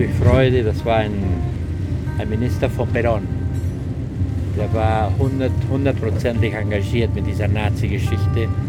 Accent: Bariloche, Río Negro, Argentina; born there; Ich bin in Bariloche geboren, in einer kleinen Stadt. Die Stadt hat in dem Moment 8000 Einwohner in Patagonien, Nordpatagonien.

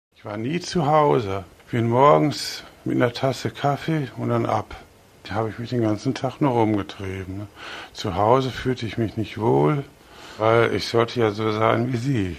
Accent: Bochum, North Rhine-Westphalia, Germany; Ich bin 62 geboren in Bochum

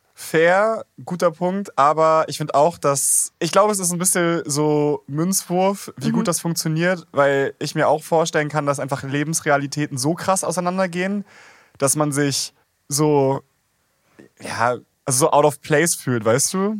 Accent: Schleswig-Holstein, Germany; ich bin in Schleswig-Holstein aufgewachsen

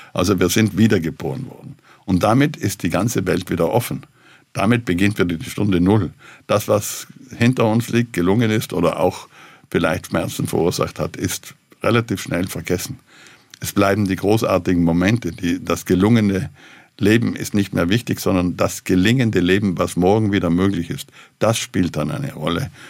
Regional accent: South Tyrol, Trentino-Alto Adige, Italy; also ich selber fühle mich als Südtiroler, als Europäer und Weltbürger.

